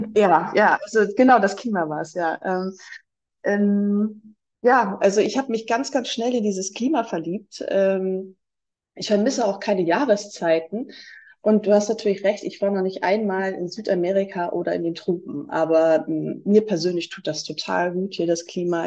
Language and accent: German; Germany; moved away as an adult; also born or lived in Leipzig, Germany; now in Ecuador; bei uns in Deutschland